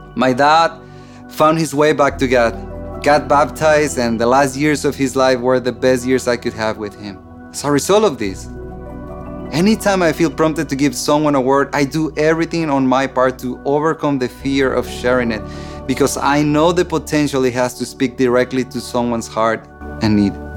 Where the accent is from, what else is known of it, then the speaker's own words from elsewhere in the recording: Mexico; I grew up in Mexico in a dysfunctional family